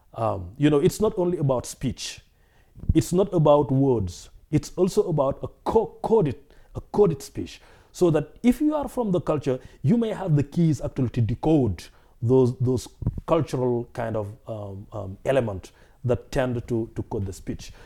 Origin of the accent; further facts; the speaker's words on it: West Central Senegal, Senegal; also born or lived in Dakar, Senegal; I was born in Senegal, uh, and I grew up in West Central Senegal